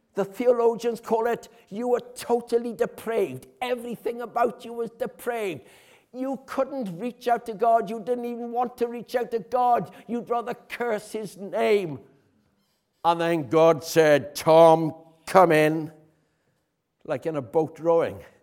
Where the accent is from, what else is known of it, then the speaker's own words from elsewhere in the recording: Haverfordwest, Wales, United Kingdom; I'm from Haverfordwest